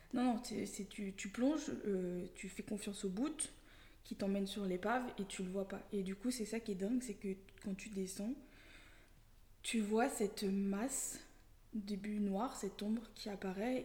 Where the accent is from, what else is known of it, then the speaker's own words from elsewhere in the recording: Lyon, Auvergne-Rhône-Alpes, France; j'ai grandi euh, essentiellement à Lyon